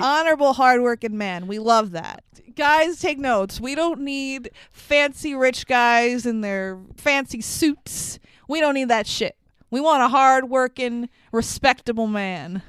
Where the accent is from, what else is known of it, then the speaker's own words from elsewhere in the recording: New York City, New York, United States; we live in New York. I grew up in Queens